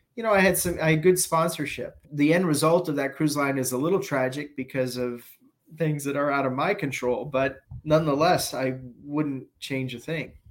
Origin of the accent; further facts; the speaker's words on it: New York City, New York, United States; moved away; also born or lived in Toronto / Dubai; I went back to New York and I'm a New Yorker.